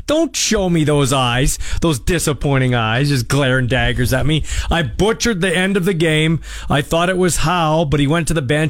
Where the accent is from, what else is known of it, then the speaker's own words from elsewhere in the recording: Canada; I'm Canadian my whole life